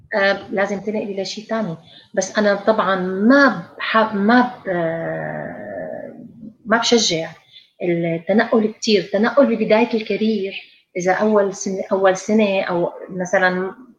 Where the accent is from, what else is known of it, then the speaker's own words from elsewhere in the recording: Syria; moved away as an adult; also born or lived in England; كلياتنا طلعنا من من سوريا